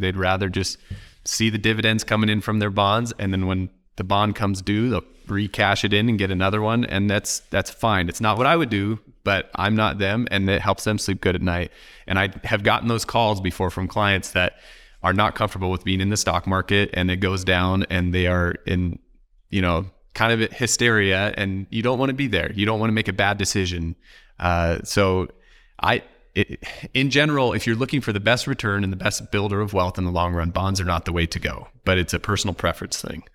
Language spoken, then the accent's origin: English; Oregon, United States; I'm from Oregon